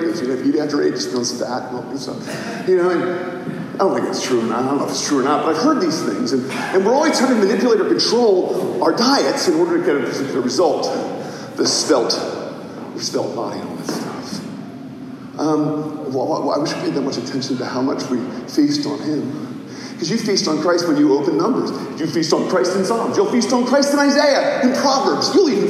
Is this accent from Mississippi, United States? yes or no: yes; Mississippi, United States; because when I was a child, growing up in Mississippi, he described how they would work in the fields during the day